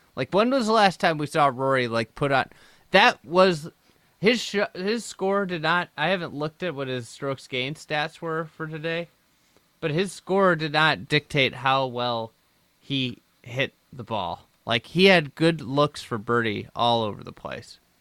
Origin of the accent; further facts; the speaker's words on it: United States; as an American